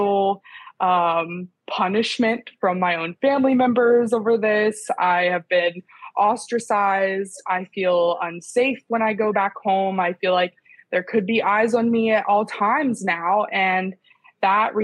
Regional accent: Parkersburg, West Virginia, United States; I'm from Parkersburg, West Virginia, which is along the Ohio River.

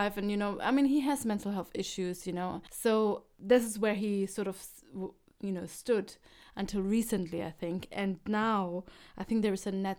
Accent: Germany; English is a second language; I grew up in Germany. My English was really bad.

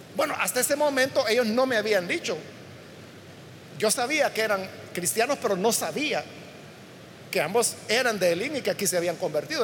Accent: El Salvador; todos somos salvadoreños

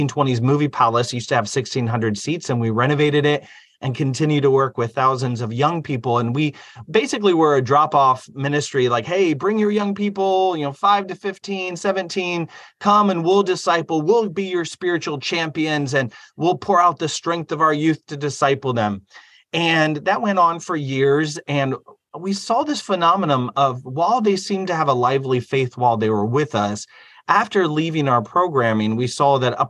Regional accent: Fort Wayne, Indiana, United States; I came from Fort Wayne, Indiana

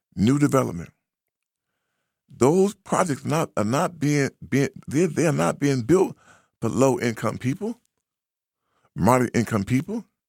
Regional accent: United States; also born or lived in Boston, Massachusetts; we are American

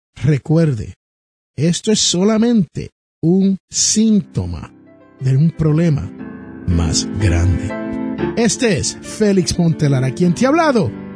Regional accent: Jersey City, New Jersey, United States; su servidor es nacido en Jersey City, New Jersey

